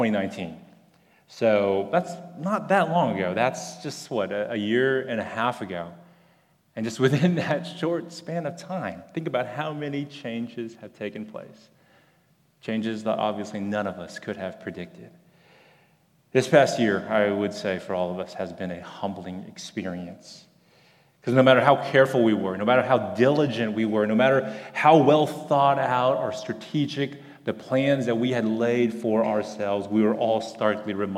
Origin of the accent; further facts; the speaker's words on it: Houston, Texas, United States; I grew up at that church